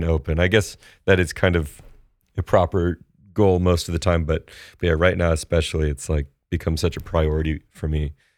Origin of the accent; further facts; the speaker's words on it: Santa Barbara, California, United States; I'm from Santa Barbara